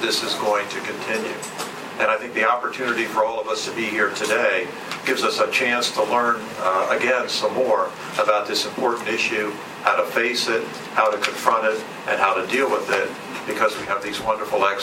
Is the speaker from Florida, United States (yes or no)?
yes; St. Petersburg, Florida, United States; my hometown of St. Petersburg, Florida